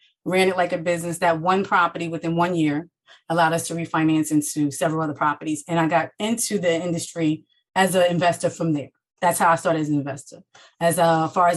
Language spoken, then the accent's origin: English; Jersey City, New Jersey, United States; I am from New Jersey, born and raised in Jersey City, New Jersey